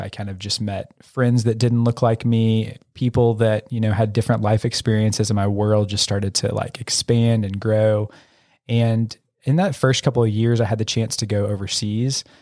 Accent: Oklahoma, United States; also born or lived in Louisiana; I grew up in small town Oklahoma. I was born in Louisiana, but I don't really remember that s, few years there

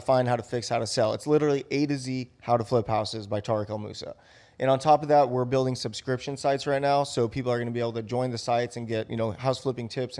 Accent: Buena Park, California, United States; I grew up in Buena Park, California.

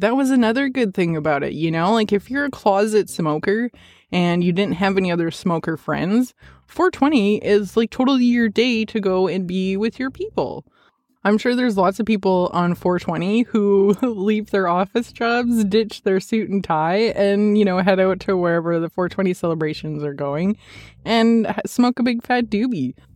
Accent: Edmonton, Alberta, Canada; moved away; I am originally from Edmonton

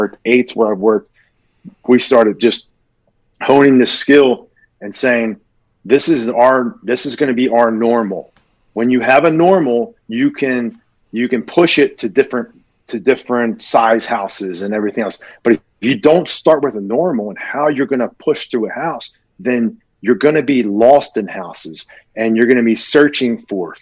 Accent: Philadelphia, Pennsylvania, United States; moved away as an adult; I was a kid from Philly

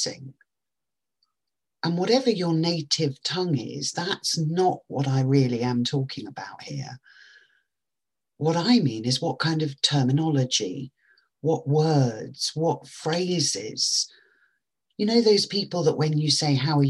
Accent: England, United Kingdom; I know that French, which we all learnt at school in England when I was growing up

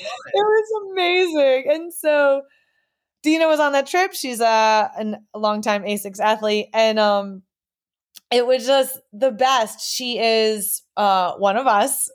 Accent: New York, United States; moved away as an adult; also born or lived in Boston area; now in Boston, United States; we grew up in New York, but we all went to Boston colleges

